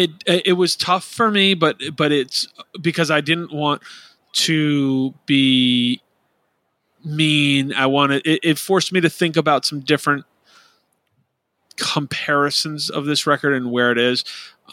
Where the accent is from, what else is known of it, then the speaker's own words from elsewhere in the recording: Midwest, United States; Growing up in the Midwest, I saw this band at least once a year between 2005 and 2010.